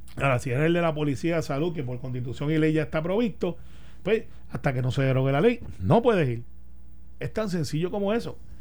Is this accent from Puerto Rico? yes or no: yes; Guaynabo, Puerto Rico; yo soy de Guainabo